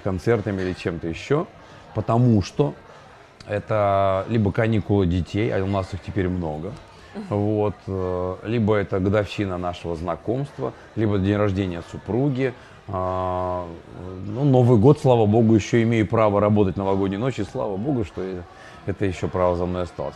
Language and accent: Russian; Urals, Russia; moved away as an adult; now in Ukraine; мы родились на Урале, как говорится, с моим коллегой Евгением